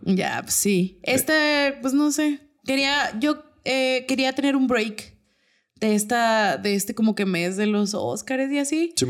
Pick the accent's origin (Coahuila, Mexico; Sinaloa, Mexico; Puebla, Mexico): Coahuila, Mexico; Torreón; nosotros somos de Torreón